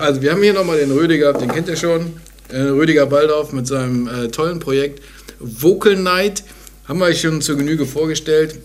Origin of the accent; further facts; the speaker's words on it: Bonn, North Rhine-Westphalia, Germany; Meine Heimatstadt